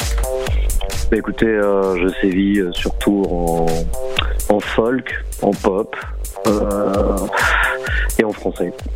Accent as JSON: {"language": "French", "town": "Nice", "region": "Provence-Alpes-Côte d'Azur", "country": "France", "also_born_or_lived": "Corsica", "moved": "as an adult", "lives_now": "Paris, France", "said": "la Méditerranée de, d'où je viens. Moi, je suis niçois"}